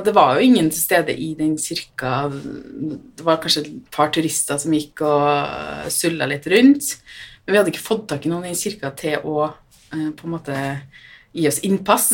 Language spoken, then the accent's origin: Norwegian; Trøndelag, Norway; jeg er jo fra Trøndelag, så jeg har jo hytte på Hitra